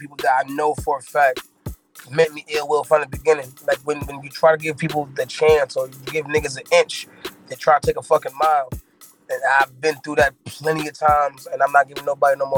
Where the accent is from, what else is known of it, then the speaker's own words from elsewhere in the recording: Fayetteville, North Carolina, United States; also born or lived in Brooklyn, New York; I was born in Brooklyn, New York, in Brookdale Hospital, but I'm from Fayetteville, North Carolina